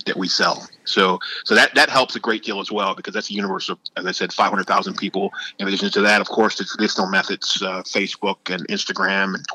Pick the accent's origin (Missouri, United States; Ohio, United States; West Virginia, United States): Ohio, United States; outside of Cleveland; my hometown outside of Cleveland